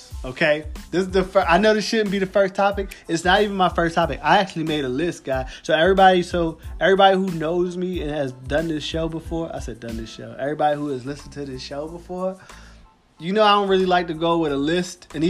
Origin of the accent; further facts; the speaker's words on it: Philadelphia, Pennsylvania, United States; I grew up in Philadelphia